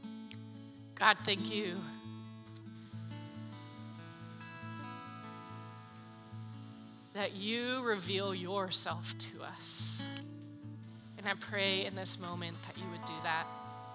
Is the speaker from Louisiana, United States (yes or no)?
no; San Diego, California, United States; moved away; I'm from San Diego